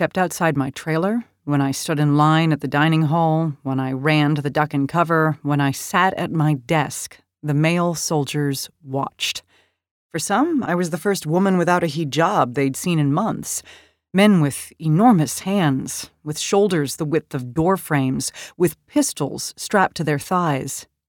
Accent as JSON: {"language": "English", "town": "Washington", "region": "District of Columbia", "country": "United States", "tie": "born or raised there", "said": "I grew up in the Washington, D.C. area, and like many of my high school classmates, I was shaken by the 9/11 attack on the Pentagon."}